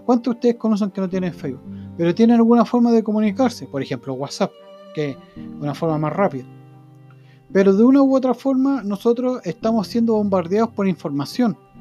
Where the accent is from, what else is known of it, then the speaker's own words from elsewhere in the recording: Chile; nosotros como chilenos